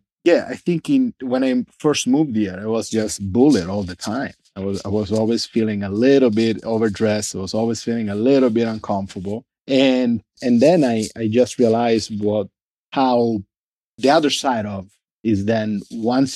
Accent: Sicily, Italy; English is a second language; now in Los Angeles, United States; I was born and raised in Sicily, so as south as you get

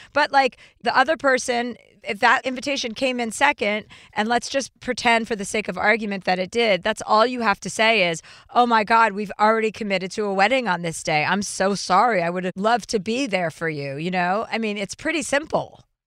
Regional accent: Martha's Vineyard, Massachusetts, United States; I grew up on Martha's Vineyard

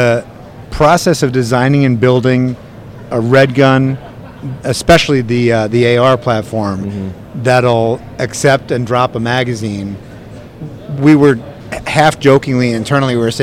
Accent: New York, United States; I'm from New York

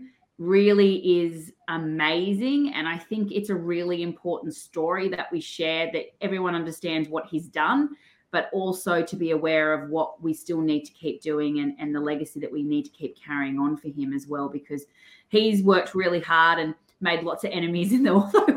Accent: Australia; I'm your Australian dental hygienist

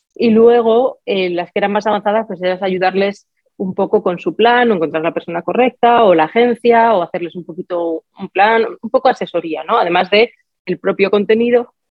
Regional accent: Spain; moved away; mi país de origen

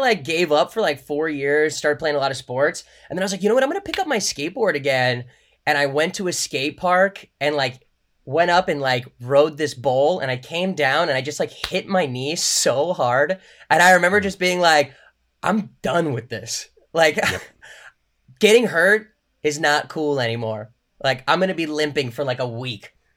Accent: Orange County, California, United States; I grew up in Orange County

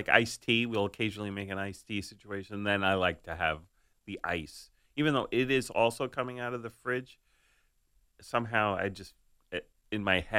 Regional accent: Staten Island, New York, United States; But growing up in Staten Island, I had New York City tap water.

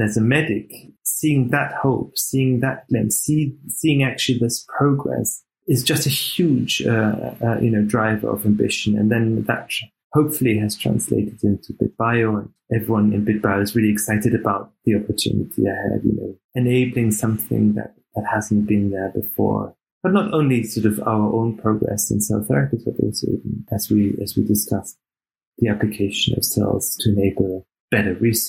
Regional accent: Austria; English is a second language; also born or lived in Canada / Germany / Australia; I was born in Canada, and I was raised in Austria and Germany. I had the pleasure to live in Australia

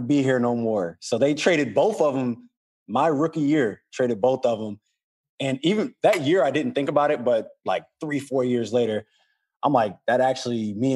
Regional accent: New Orleans, Louisiana, United States; I'm from New Orleans

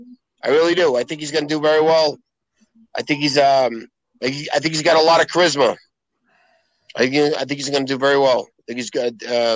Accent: Boston, Massachusetts, United States; I grew up in South Boston.

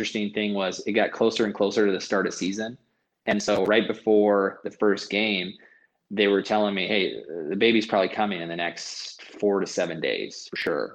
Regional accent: California, United States; moved away as an adult; I'm from California

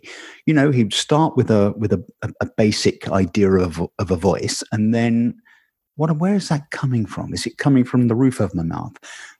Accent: London, United Kingdom; accent: London; my natural sort of London vowel sound.

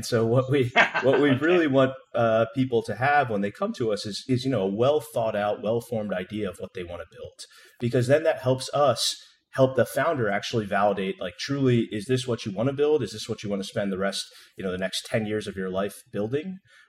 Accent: New Jersey, United States; moved away as an adult; also born or lived in San Francisco; I grew up in New Jersey

